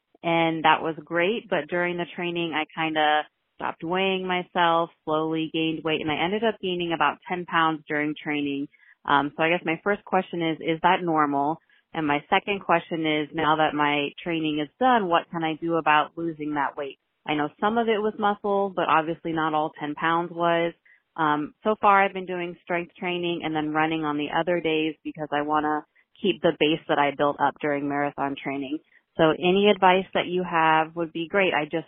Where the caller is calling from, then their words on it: Virginia, United States; I'm from Northern Virginia.